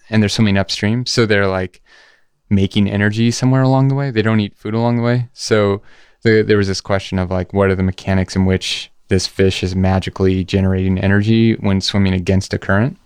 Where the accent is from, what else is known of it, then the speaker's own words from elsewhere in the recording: Georgia, United States; also born or lived in San Diego, California; I was born in San Diego and then moved to Georgia, but I'm Basque